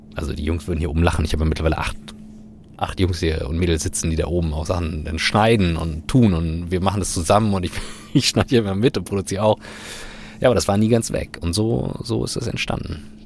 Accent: Kiel, Schleswig-Holstein, Germany; ich bin in Kiel groß geworden

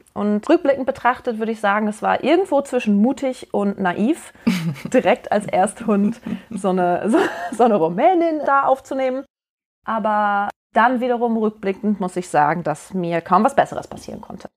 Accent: Duisburg, North Rhine-Westphalia, Germany; moved away; ich bin auch aus Duisburg und bin jetzt wieder zu Hause sozusagen

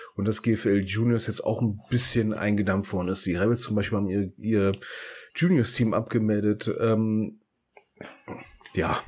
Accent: Germany; wir sind Deutsche

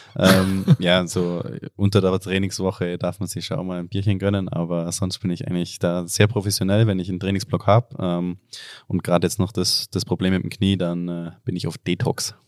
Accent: Oberstdorf, Bavaria, Germany; komme aus Oberstdorf, aus dem Allgäu

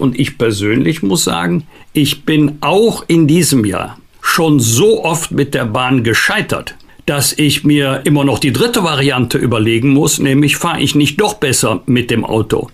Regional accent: Germany; bei uns in Deutschland

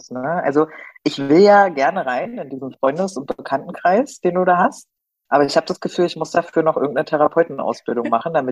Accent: Berlin, Germany; Ja, nicht als Berliner, ne? Als Berliner ist man ja, ich meine, ich nenne das immer Kiez-Nazi.

